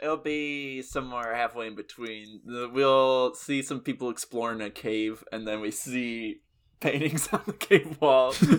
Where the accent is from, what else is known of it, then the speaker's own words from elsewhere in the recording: the South, United States; As a Southerner myself